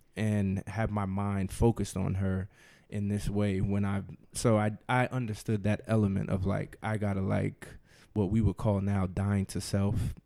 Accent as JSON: {"language": "English", "region": "New Jersey", "country": "United States", "moved": "yes", "lives_now": "Washington, D.C., United States", "said": "I am from New Jersey. I live in D C with my wife, Rashida"}